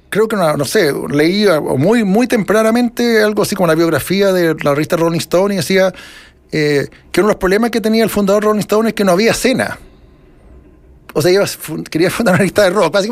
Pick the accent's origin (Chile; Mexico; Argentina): Chile; Que yo soy chileno, de nuevo el tema de demostrar que yo soy chileno